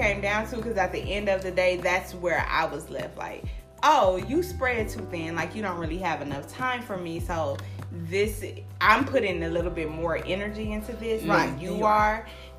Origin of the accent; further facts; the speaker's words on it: California, United States; I'm from California. So I said, oh, that's a Southern mindset too.